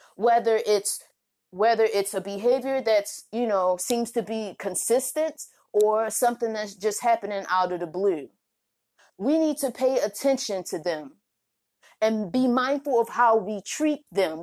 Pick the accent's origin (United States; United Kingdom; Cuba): United States; Baltimore, Maryland; moved away; also born or lived in Oklahoma; I'm from Baltimore